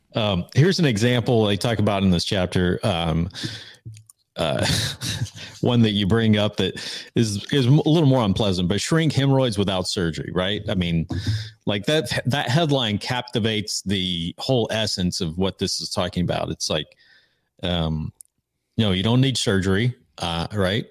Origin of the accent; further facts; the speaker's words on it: Georgia, United States; we're from Georgia